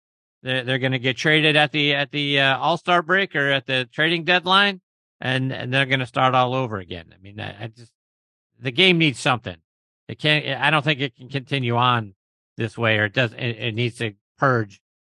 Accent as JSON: {"language": "English", "town": "Pittsburgh", "region": "Pennsylvania", "country": "United States", "said": "you know, I'm from Pittsburgh. I grew up a huge Pirates fan."}